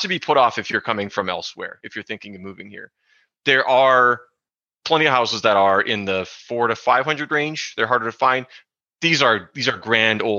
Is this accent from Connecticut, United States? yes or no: no; New Ulm, Minnesota, United States; also born or lived in Kansas; now in Longmont, United States; where I grew up in New Ulm, Minnesota